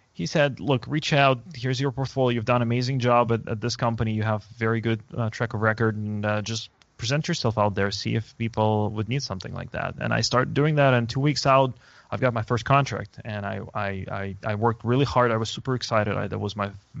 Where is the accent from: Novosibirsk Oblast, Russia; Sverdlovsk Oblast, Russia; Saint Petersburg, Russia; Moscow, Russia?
Moscow, Russia; moved away as an adult; now in San Francisco, United States; I was born and raised in Moscow